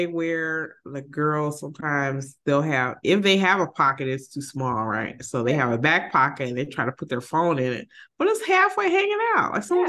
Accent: Chicago, Illinois, United States; maybe I'm just being having my favorites because I'm from Chicago.

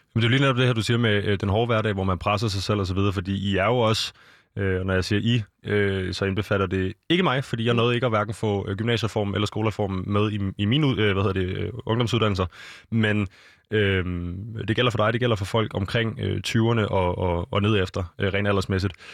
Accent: Denmark; vi er danskere

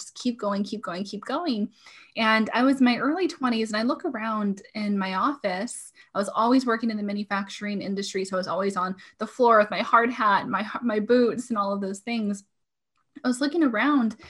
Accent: Portland, Oregon, United States; moved away as an adult; now in Washington, United States; I was born and raised in Portland, Oregon.

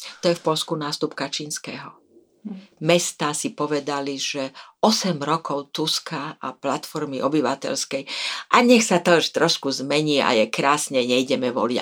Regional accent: Slovakia; som bola prvá žena veľvyslankyňa ako Slovenka

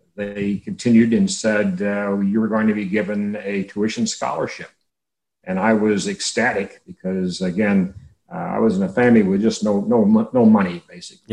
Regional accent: Navasota, Texas, United States; also born or lived in Hearne, Texas; I grew up about 25 miles south of where I'm sitting right now, a small town named Navasota

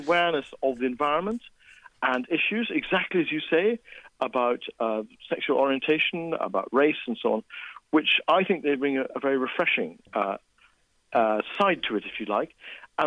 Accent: Scotland, United Kingdom; as a Scot

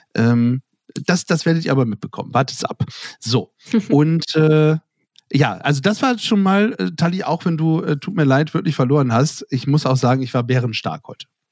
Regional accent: Germany; aus meinem Heimatdorf kommen, nämlich aus Lunenstedt

